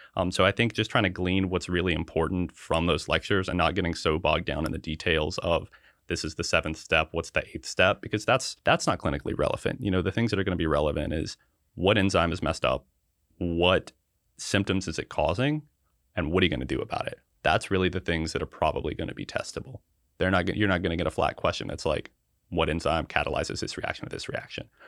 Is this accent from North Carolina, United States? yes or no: yes; Hickory, North Carolina, United States; I was born and raised in Hickory, North Carolina, which is kind of right at the halfway point between Charlotte and Asheville.